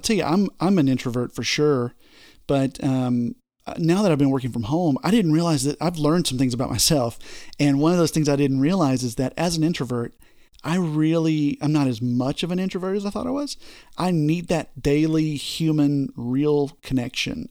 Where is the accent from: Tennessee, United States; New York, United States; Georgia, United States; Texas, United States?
Texas, United States; I'm from Texas